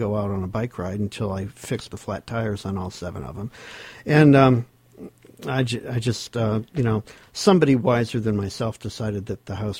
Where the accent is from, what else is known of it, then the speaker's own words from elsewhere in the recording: Portsmouth, New Hampshire, United States; moved away as an adult; also born or lived in New Jersey; I'm from Portsmouth originally. My family goes way back around here.